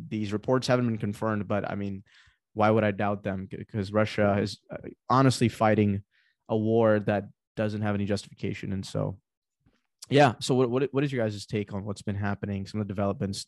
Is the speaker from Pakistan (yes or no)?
yes; Pakistan; moved away; Pakistan, my home country